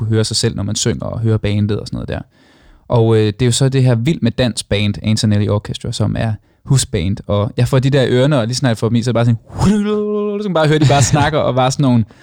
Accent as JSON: {"language": "Danish", "town": "Copenhagen", "region": "Capital Region of Denmark", "country": "Denmark", "said": "Jeg er en dårlig københavner"}